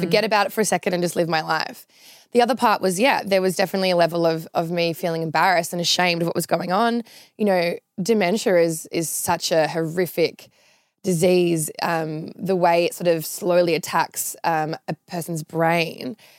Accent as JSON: {"language": "English", "town": "Sydney", "region": "New South Wales", "country": "Australia", "tie": "born or raised there", "moved": "as an adult", "lives_now": "Melbourne, Australia", "said": "from Sydney originally. Grew up, um, in, like, an, a suburb near Lane Cove called Gladesville."}